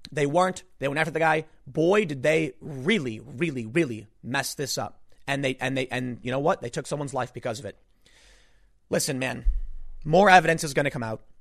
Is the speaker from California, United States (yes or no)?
no; Chicago, Illinois, United States; I grew up in the South Side of Chicago, man.